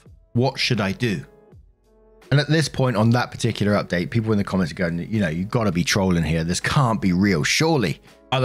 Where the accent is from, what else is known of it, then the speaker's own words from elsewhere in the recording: Denver, Colorado, United States; Would this affect me nationally or just my hometown of Denver, Colorado?